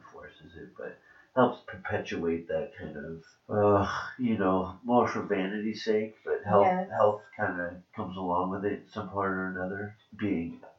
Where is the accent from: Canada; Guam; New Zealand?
Canada; accent: Canadian; moved away as an adult; now in United States; My Canadian accent